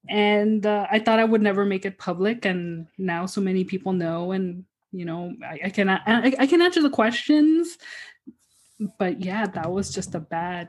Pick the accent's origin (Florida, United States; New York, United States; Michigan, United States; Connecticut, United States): Florida, United States; growing up in Florida